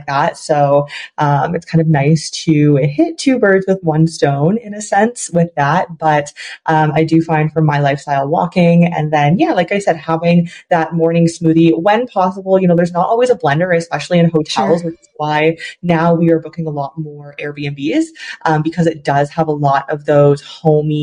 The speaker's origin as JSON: {"language": "English", "country": "Canada", "also_born_or_lived": "China", "said": "I am from Canada, but then every summer I lived in China and I would go back to Canada"}